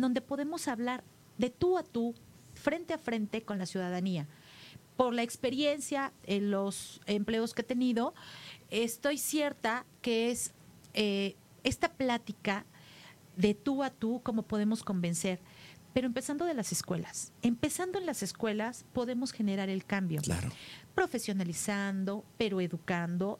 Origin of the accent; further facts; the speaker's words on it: Tlalnepantla, State of Mexico, Mexico; Ahí crecí, mi niñez, la viví ahí, al lado de mis padres, con todos mis hermanos